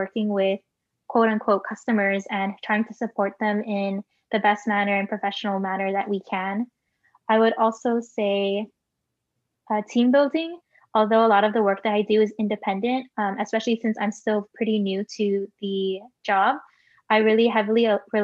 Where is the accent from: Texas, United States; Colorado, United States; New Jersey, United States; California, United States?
California, United States; Bay Area; I am a second generation Filipino American born and raised in the Bay Area.